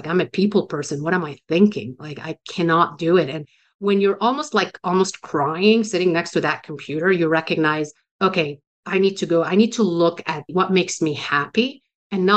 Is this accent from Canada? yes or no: no; Beirut, Beirut Governorate, Lebanon; moved away; I was born and raised in Beirut, Lebanon, suburbs of Beirut